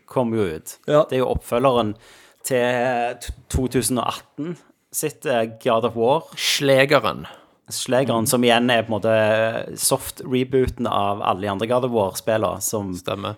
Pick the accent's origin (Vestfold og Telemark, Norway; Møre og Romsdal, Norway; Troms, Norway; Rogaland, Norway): Rogaland, Norway; Sola; Sola, der vi kommer fra